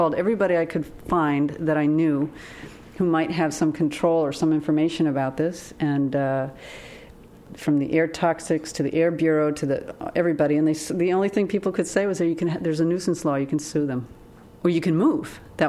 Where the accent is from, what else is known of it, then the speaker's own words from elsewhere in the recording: Maine, United States; I mean, I grew up in Maine. We're wood-burning people.